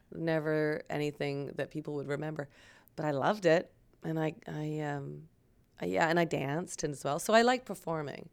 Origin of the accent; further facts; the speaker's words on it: Waterloo, Ontario, Canada; also born or lived in Vancouver / Toronto; I grew up in Waterloo.